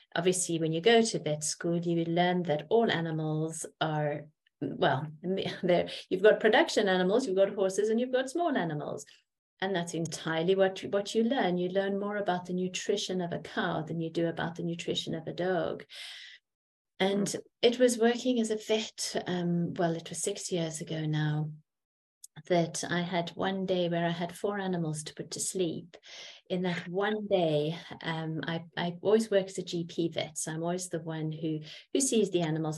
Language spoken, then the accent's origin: English; South Africa; I grew up in South Africa and I have a French mother